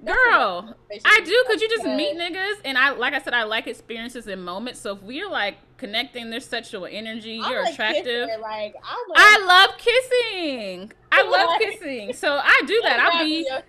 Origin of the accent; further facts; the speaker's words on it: Seattle, Washington, United States; I'm from Seattle, and in Seattle, there is a lot of Black people